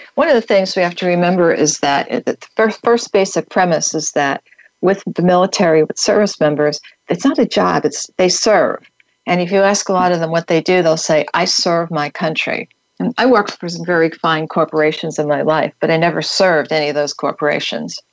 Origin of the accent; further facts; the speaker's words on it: New York, United States; I grew up right outside of New York City